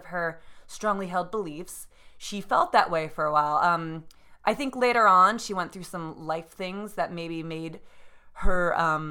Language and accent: English; New Jersey, United States; now in New York City, United States; I was raised in New Jersey in a very densely populated area